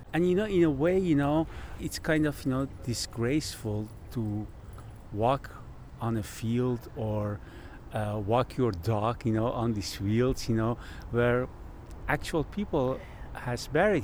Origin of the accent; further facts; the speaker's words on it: Iran; English is a second language; now in Netherlands; someone who is born in Iran and now living in Holland for 35 years